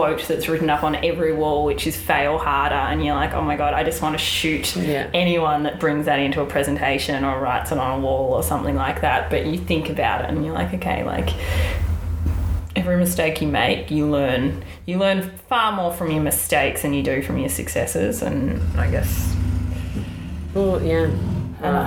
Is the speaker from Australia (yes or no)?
yes; Melbourne, Victoria, Australia; moved away as an adult; now in New York, United States; I'm obviously from Melbourne, Australia